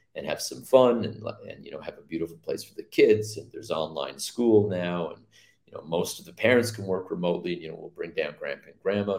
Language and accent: English; Mississauga, Ontario, Canada; moved away as an adult; also born or lived in Oakville, Canada / Hamilton, Canada; now in Antigua and Barbuda; I grew up in Mississauga, lived in Oakville for 10 years